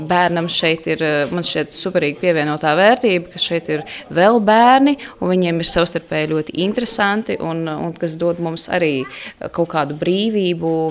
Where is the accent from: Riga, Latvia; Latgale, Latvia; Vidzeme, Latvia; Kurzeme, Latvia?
Riga, Latvia; mēs vēlējāmies drošāku vidi, jo mēs nākam no Rīgas, un mēs dzīvojam Rīgas centrā savulaik.